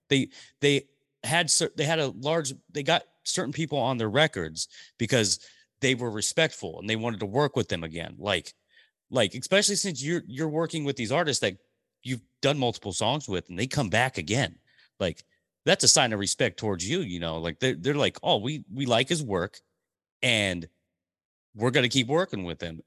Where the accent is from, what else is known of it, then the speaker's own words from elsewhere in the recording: Portland, Oregon, United States; also born or lived in Tulare, California; now in Vancouver, Washington, United States; we moved to Portland Portland, Oregon when I was three years old, so I, I, I'm a Portland landing, I grew up in Portland